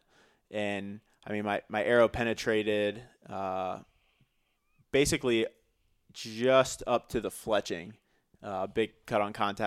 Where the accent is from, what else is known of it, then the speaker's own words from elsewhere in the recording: Missouri, United States; now in Greenville, United States; I grew up in Missouri